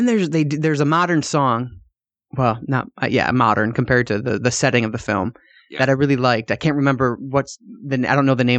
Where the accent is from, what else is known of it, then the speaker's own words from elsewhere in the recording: United States; I'm such an ignorant ass, and I'm American.